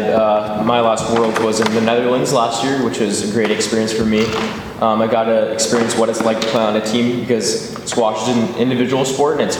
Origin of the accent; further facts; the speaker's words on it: Menlo Park, California, United States; I'm from Menlo Park, California